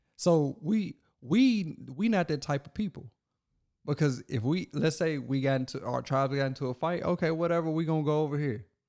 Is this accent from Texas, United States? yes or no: no; Logan County, Kentucky, United States; my hometown, where I was born